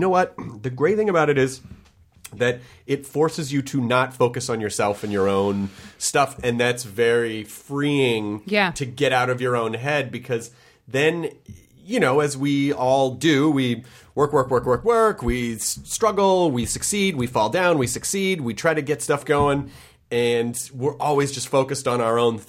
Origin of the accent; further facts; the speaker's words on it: Memphis, Tennessee, United States; moved away; I grew up in Memphis